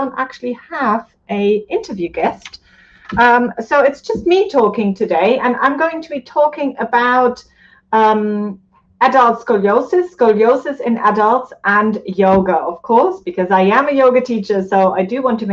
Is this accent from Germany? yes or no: yes; Germany; moved away; Germany, which is my home country.